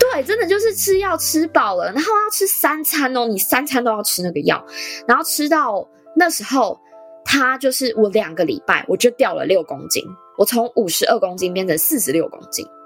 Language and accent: Chinese; Taichung, Taiwan; 我是台中人